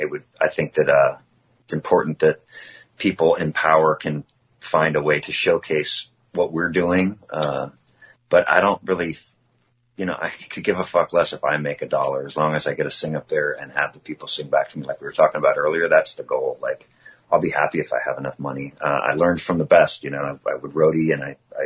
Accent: near Oakland, California, United States; my hometown is near Oakland

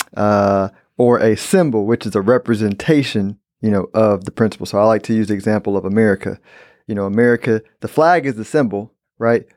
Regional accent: Houston, Texas, United States; I'm from Houston, born and raised.

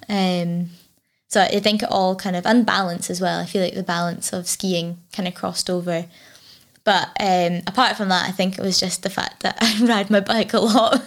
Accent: Fort William, Scotland, United Kingdom; I grew up, uh, like, outside of Fort William, uh, climbing trees

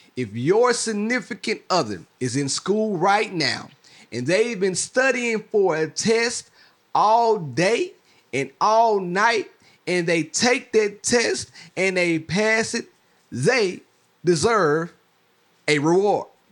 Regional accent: Mississippi, United States; I'm from Mississippi

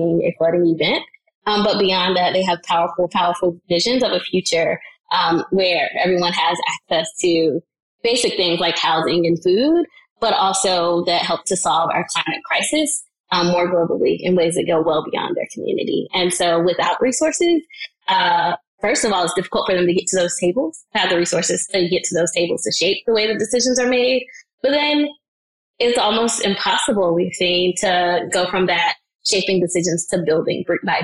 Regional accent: North Carolina, United States; I live in and I'm from North Carolina

